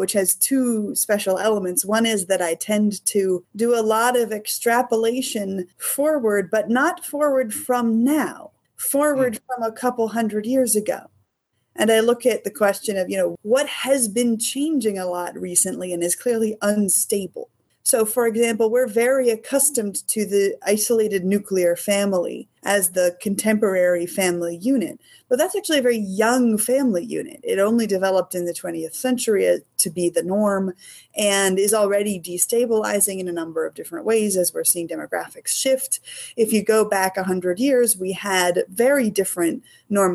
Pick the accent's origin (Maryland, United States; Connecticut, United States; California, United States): Maryland, United States; Annapolis; I grew up in Annapolis, that's been my home con since I was 11